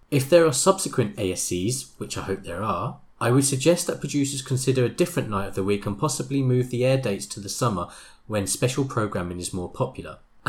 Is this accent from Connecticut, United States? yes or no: no; Omaha, Nebraska, United States; now in Chicago, United States; Though I've lived in Chicago for the past 16 years, I'm originally from Omaha, Nebraska, which has a super vibrant indie music scene.